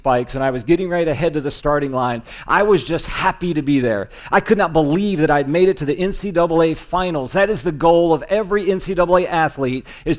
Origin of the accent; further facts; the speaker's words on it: Indiana, United States; It's in my home state